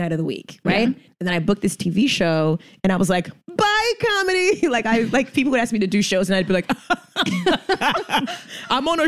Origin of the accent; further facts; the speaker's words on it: New York City, New York, United States; English is a second language; I am from New York